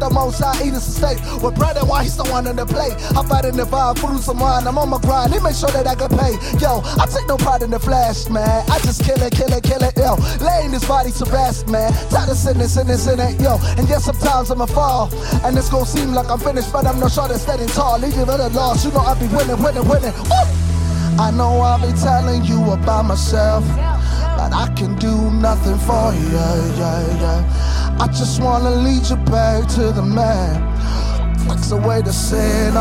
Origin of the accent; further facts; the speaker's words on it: Krugersdorp, Gauteng, South Africa; I'm born and raised in Kagiso, Krugersdorp. You know, Gauteng.